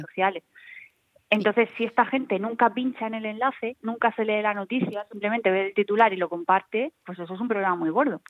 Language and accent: Spanish; Region of Murcia, Spain; nosotros que somos de Murcia